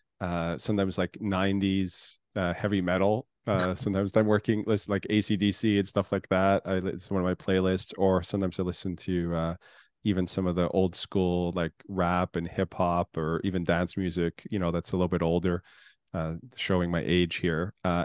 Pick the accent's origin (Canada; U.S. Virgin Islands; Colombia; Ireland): Canada; now in United States; originally I'm from Canada. I've lived all over the world.